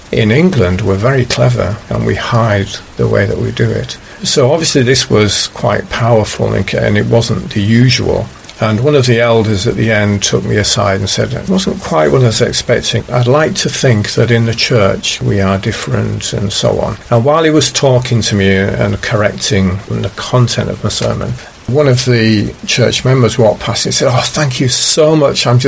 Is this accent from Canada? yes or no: no; China; English is a second language; I was actually saying, yeah, I come from China and there's this corruption, and even monitors of a class might withhold money that they shouldn't be withholding.